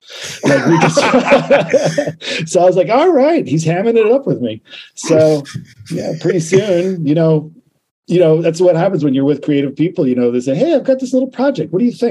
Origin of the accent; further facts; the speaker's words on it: New York, United States; now in Baltimore, United States; I'm originally from New York, and I teach at the Baltimore School for the Arts. I've been teaching there for 15 years.